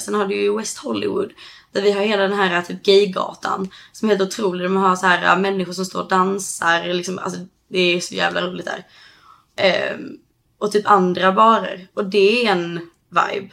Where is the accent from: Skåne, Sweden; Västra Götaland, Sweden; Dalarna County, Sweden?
Skåne, Sweden; Höganäs; moved away as an adult; now in California, United States; hos oss i Höganäs då där jag kommer ifrån